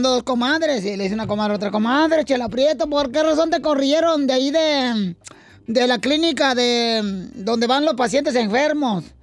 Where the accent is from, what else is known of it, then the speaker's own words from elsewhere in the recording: Sahuayo, Michoacán, Mexico; son más perros porque soy de Zaguay, Michoacán.